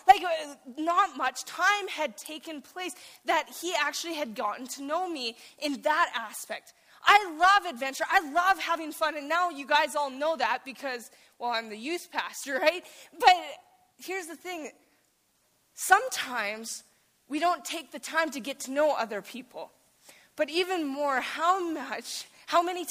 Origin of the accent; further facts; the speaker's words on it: Saskatchewan, Canada; moved away as an adult; I'm from Saskatchewan, and so I came here